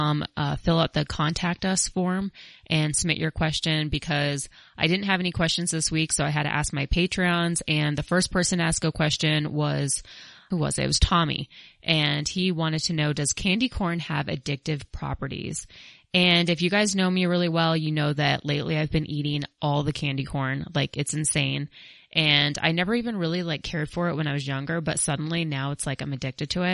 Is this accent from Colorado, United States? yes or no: yes; Colorado, United States; I'm from Colorado